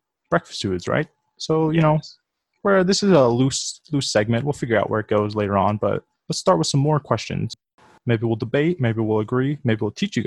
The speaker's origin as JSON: {"language": "English", "region": "New Jersey", "country": "United States", "said": "we're from Jersey"}